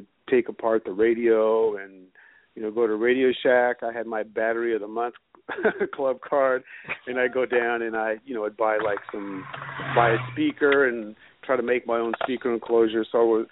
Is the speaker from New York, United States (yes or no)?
no; Oakland, California, United States; I grew up in Oakland. I'm born and raised in Oakland, and I'm still in this area